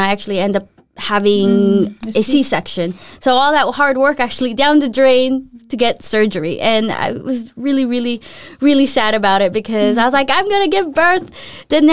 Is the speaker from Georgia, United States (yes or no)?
no; Los Angeles, California, United States; moved away as an adult; also born or lived in Philippines; now in Denmark; my hometown